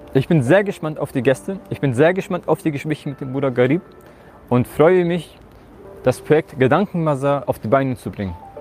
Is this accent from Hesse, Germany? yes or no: no; Hamburg, Germany; Geboren und aufgewachsen bin ich in Hamburg